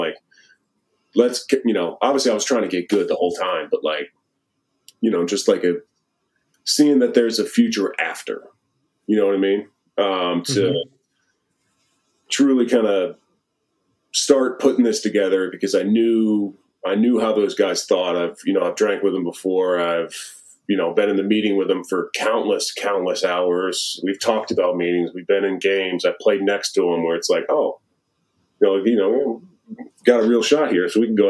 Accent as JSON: {"language": "English", "region": "Wisconsin", "country": "United States", "tie": "born or raised there", "said": "but like I grew up in Wisconsin watching how they work, watching how they get after it, how they play."}